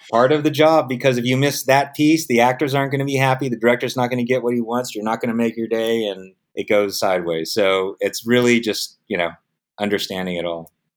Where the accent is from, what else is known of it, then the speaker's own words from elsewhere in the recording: San Diego, California, United States; also born or lived in Vietnam; I grew up in San Diego.